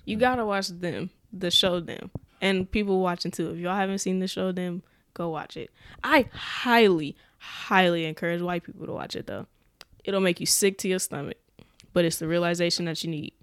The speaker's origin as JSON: {"language": "English", "town": "Omaha", "region": "Nebraska", "country": "United States", "said": "I was from North Omaha"}